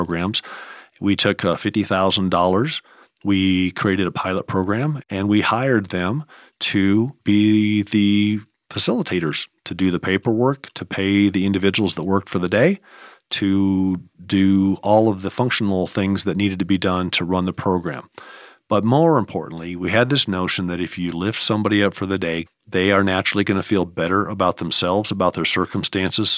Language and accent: English; Nebraska, United States; moved away; I grew up in Nebraska around a rural environment.